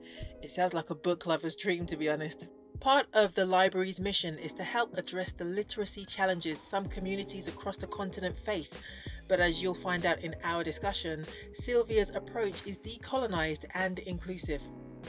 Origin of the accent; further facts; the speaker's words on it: London, United Kingdom; also born or lived in Scotland; I am too a Ghana girl, and I too was raised, well, I was born in Scotland, raised in London.